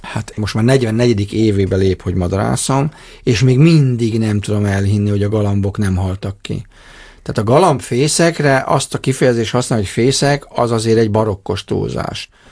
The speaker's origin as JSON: {"language": "Hungarian", "town": "Dombóvár", "region": "Tolna", "country": "Hungary", "said": "Én Tolna megyei Dombovári vagyok"}